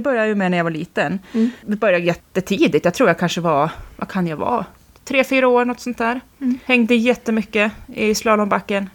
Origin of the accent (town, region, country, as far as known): Jämtland, Sweden; born or raised there; also born or lived in Västerås